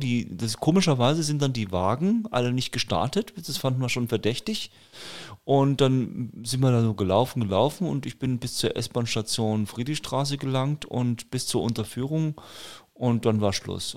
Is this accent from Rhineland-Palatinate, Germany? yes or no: no; Nuremberg, Bavaria, Germany; bei uns in Nürnberg